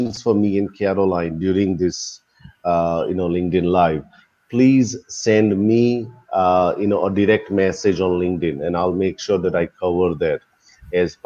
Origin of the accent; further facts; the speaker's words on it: India; I'm from India